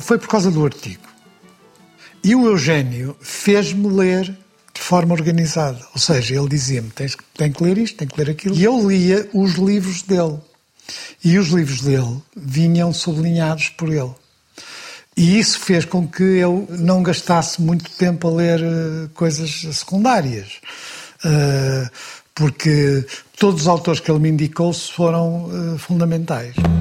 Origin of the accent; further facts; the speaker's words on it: Porto, Norte, Portugal; sou do Porto